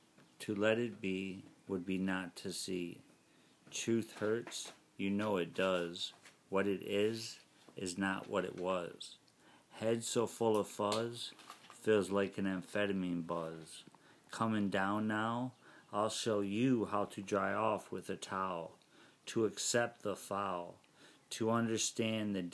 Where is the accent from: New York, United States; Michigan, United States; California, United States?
Michigan, United States; Detroit; I was from Detroit